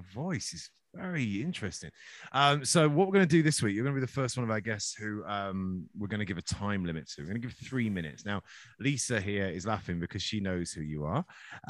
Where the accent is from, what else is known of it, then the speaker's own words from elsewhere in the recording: Skegness, East Midlands, United Kingdom; growing up in Skegg